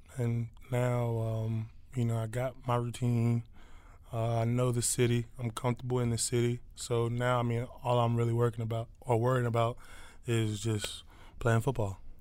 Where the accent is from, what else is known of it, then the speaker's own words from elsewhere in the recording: Philadelphia, Pennsylvania, United States; now in Detroit, United States; I'm from Philly.